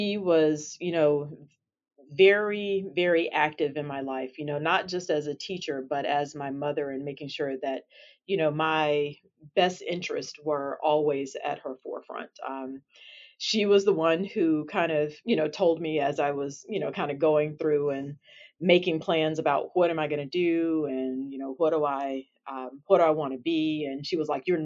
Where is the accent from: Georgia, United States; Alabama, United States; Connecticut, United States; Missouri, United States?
Alabama, United States; I am a native from Alabama